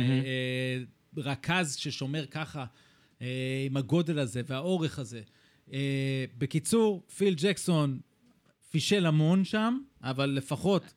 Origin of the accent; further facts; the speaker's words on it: Israel; also born or lived in East Lansing, Michigan, US (born); אני ישראלי כמובן